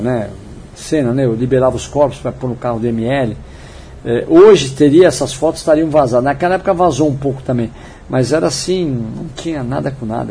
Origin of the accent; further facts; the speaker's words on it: São Paulo, Brazil; eu nasci no São Paulo, né, na capital. Minha, minha vida toda foi ali entre Genópolis